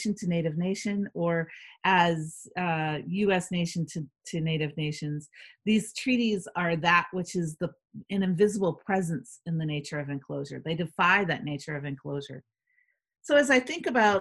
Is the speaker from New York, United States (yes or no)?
yes; Seneca, New York, United States; the presence of my people throughout New York